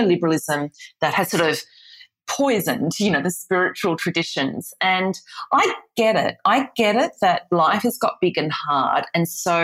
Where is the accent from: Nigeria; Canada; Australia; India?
Australia; the Australian Australian here